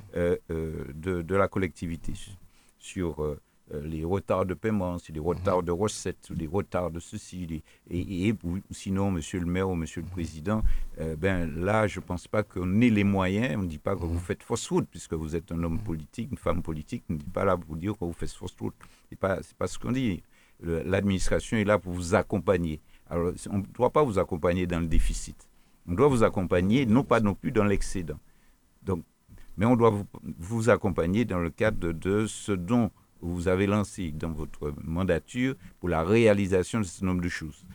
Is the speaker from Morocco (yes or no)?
no; Martinique; nous sommes des Martiniquais